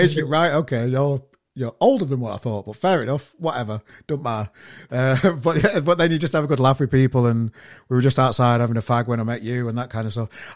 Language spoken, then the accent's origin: English; Sheffield, Yorkshire and the Humber, United Kingdom; moved away as an adult; now in Manchester, United Kingdom; I'm from Sheffield originally, and I've been here. It'll be five years soon